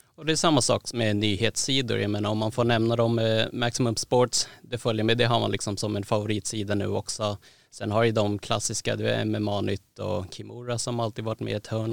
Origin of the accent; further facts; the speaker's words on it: Sweden; also born or lived in Thailand (ancestry) / Södermalm, Stockholm; född och uppvuxen i Sverige